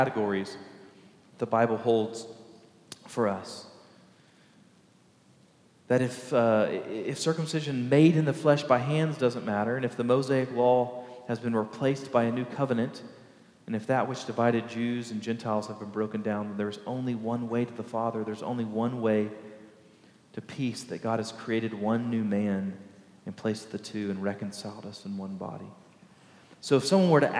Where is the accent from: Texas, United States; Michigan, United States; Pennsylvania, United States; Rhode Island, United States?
Texas, United States; Baytown; right outside of my hometown of Baytown